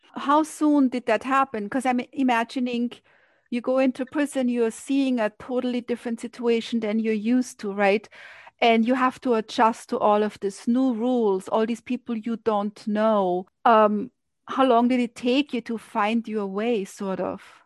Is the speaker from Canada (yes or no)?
no; Austria; moved away as an adult; now in New York, United States; I grew up in Austria and I remember coming to New York, that was 30 years ago